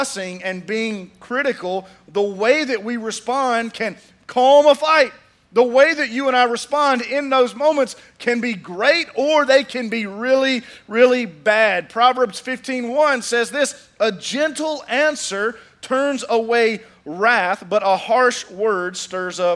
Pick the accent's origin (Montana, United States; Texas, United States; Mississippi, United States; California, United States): Mississippi, United States; Pearl; I'm from Pearl, Mississippi